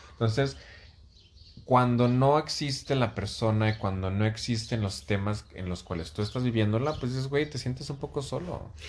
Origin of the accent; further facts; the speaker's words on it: Mexico; now in Mexico City, Mexico; como mexicanos